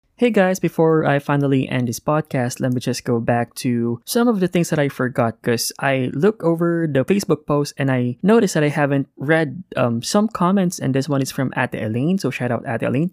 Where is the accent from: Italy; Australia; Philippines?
Philippines; now in Cayman Islands; the Philippines, which is my home country, and here in the Cayman Islands.